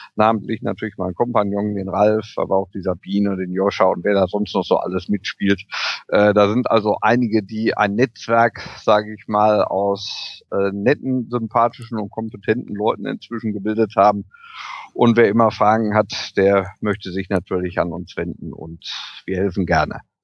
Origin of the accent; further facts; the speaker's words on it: Germany; bei uns in Deutschland